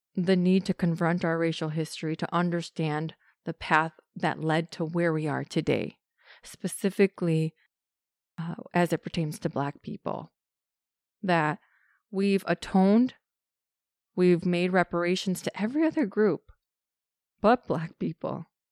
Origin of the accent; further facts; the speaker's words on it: United States; I'm Mexican. I'm American Mexican, so I'm born here. My parents were born here